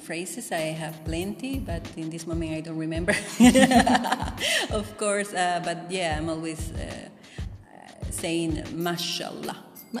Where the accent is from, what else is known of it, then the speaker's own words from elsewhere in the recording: Costa Rica; moved away as an adult; now in Tirana, Albania; I am from Costa Rica.